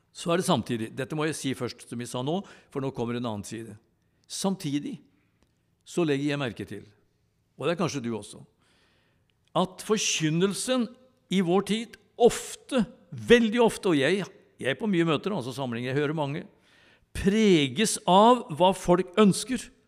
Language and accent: Norwegian; Tylldalen, Innlandet, Norway; jeg vokste opp i Tylderen